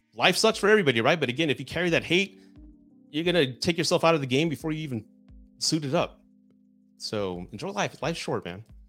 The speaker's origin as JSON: {"language": "English", "region": "Southern Texas", "country": "United States", "said": "I'm from the South, I'm so- Southern Texan, right? I was raised to be a gentleman"}